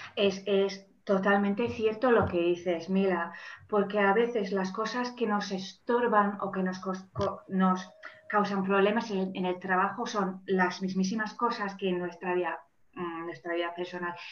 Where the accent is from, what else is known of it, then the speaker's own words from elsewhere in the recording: Manchester, North West England, United Kingdom; first language English; Spanish is a second language; moved away as an adult; also born or lived in Germany; now in Valencia, Spain; soy mm, original de, de, Manchester, de Inglaterra. Ahora vivo en Valencia